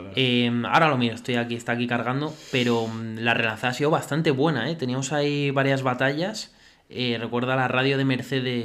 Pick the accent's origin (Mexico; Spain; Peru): Spain; a nosotros como españoles